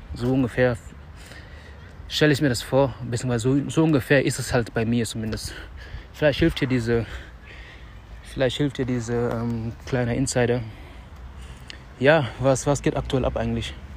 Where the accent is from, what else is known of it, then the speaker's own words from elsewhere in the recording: Dakar, Senegal; moved away; unser Haus wo ich aufgewachsen bin